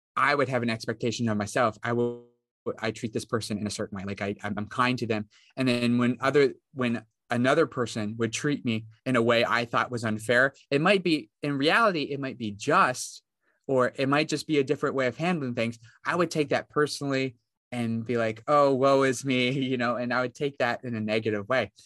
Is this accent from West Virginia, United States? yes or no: yes; West Virginia, United States; I come from West Virginia